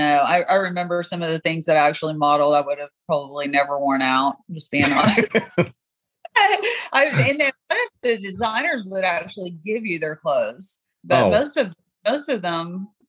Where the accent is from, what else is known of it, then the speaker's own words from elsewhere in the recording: Knoxville, Tennessee, United States; moved away; I'm from Knoxville, Tennessee, originally.